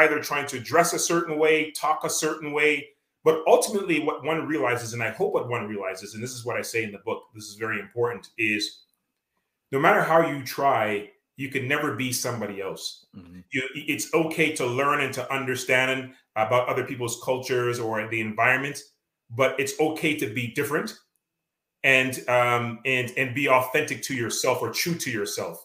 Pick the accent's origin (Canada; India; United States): Canada; accent: Canadian; being Canadian, I mean, I have my Canadian accent